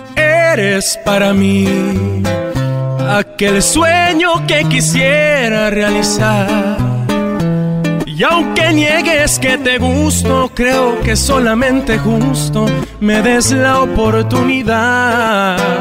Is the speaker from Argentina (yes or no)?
no; Los Angeles, California, United States; soy originario de aquí, de Los Ángeles, California